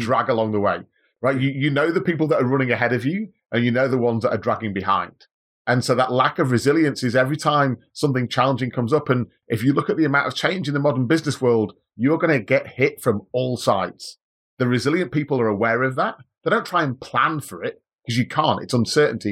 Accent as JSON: {"language": "English", "town": "Manchester", "region": "North West England", "country": "United Kingdom", "tie": "born or raised there", "moved": "as an adult", "lives_now": "Australia", "said": "Manchester originally. So I'm a, I'm a English guy, born and bred, came to Australia in two thousand and three"}